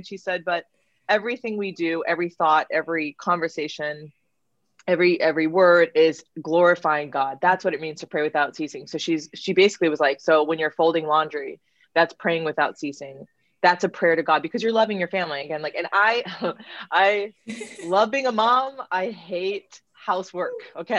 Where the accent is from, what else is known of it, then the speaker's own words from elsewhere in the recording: Orange County, California, United States; moved away as an adult; now in Dallas, United States; I'm originally from Orange County, California, my whole life, and have been involved with youth ministry ever since I had my conversion at 18, and kind of like a deeper conversion in my Catholic faith. I was raised Catholic, but not a very good Catholic.